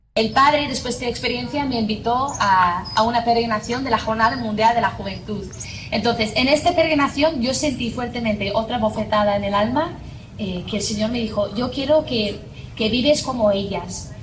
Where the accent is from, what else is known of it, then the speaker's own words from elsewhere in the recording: Northern Ireland, United Kingdom; accent: Irish; first language English; Spanish is a second language; moved away as an adult; also born or lived in Spain / United States / Ecuador; soy de Irlanda del Norte